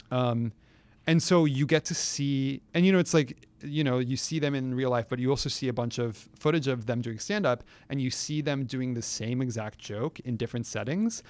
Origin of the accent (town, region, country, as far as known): San Francisco, California, United States; moved away